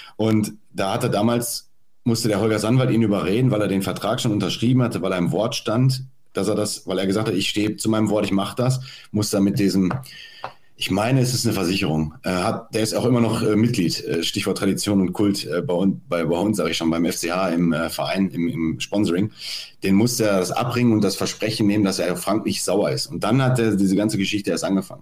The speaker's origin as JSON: {"language": "German", "town": "Dortmund", "region": "North Rhine-Westphalia", "country": "Germany", "tie": "born or raised there", "said": "bin ja gebürtiger Dortmunder"}